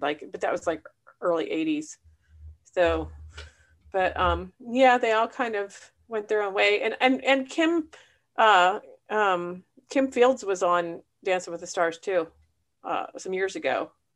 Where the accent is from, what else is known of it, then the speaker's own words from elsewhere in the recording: Punxsutawney, Pennsylvania, United States; I was from Punxsutawney